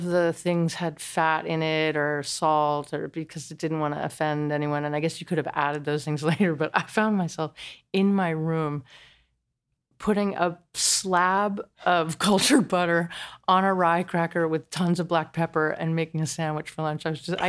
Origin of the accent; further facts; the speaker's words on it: New Jersey, United States; New Jersey.